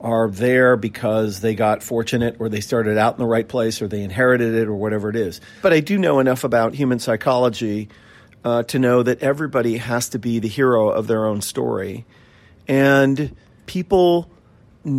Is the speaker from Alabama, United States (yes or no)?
no; Seattle, Washington, United States; also born or lived in New York City, United States; And then we moved back to Seattle